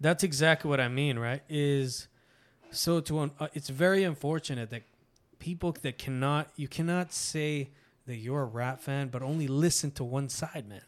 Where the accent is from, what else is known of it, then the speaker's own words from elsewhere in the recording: Canada; Latino in, in Canada, you know, but if I go to Nicaragua, el Canadiense